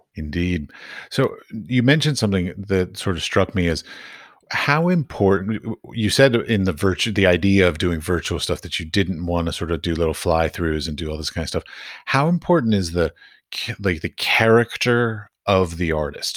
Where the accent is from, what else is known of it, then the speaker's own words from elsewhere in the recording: United States; I come from America